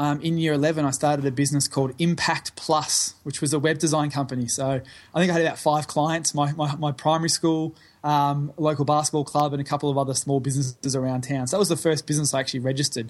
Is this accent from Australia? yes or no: yes; Bacchus Marsh, Victoria, Australia; Born and raised in Melbourne, yep. A place called Bacchus Marsh, which is sort of, I guess, on the outskirts of the city limits almost. You'd probably call it a bit country. So, and then, born and raised in Victoria.